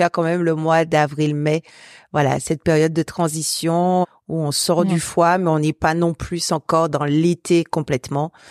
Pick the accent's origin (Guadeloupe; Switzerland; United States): Guadeloupe; now in Brittany, France; moi je viens de la Guadeloupe, donc on n'a que deux saisons